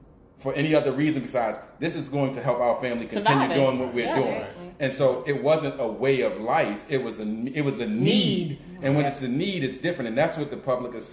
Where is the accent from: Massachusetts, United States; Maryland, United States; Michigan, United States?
Maryland, United States; Baltimore; I grew up in the Greenmount West community